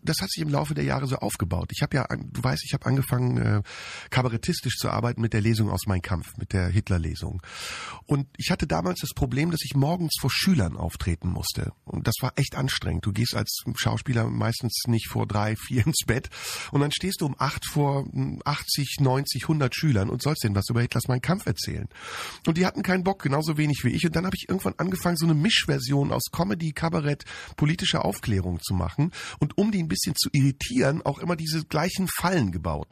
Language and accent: German; Turkey; now in Germany; als ehemaliger Türke